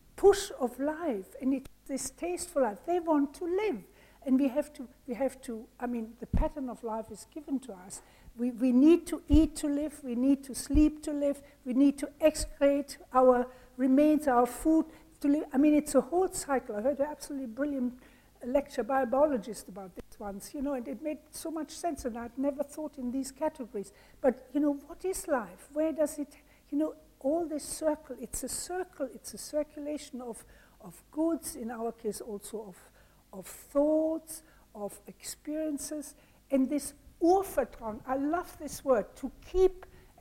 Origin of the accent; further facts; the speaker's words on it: Germany; moved away; also born or lived in France / India / England; I'm originally from Germany